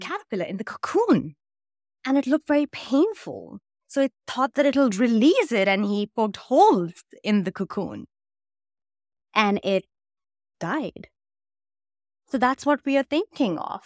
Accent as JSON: {"language": "English", "country": "India", "tie": "born or raised there", "said": "I grew up in India"}